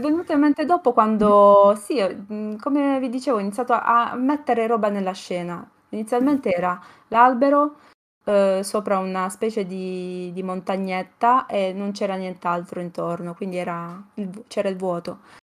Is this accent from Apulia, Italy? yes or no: yes; Vieste, Apulia, Italy; io sono di Vieste, quindi eh, comunque una città eh, sul mare